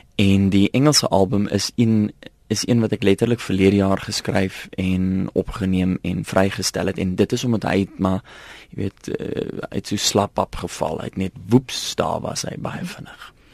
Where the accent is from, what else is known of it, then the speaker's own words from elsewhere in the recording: South Africa; ek is maar tipies Afrikaner